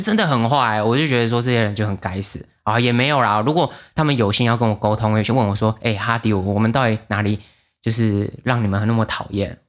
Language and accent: Chinese; Taiwan; 我们台湾人